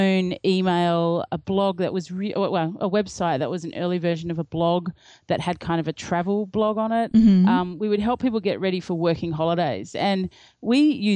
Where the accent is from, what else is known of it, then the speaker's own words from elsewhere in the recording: Australia; I'm from Australia